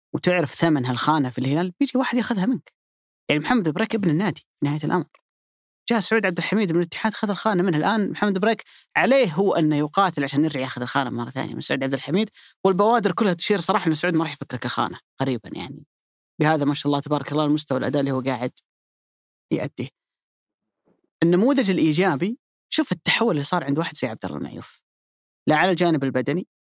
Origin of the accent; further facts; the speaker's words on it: Saudi Arabia; عندنا في السعوديه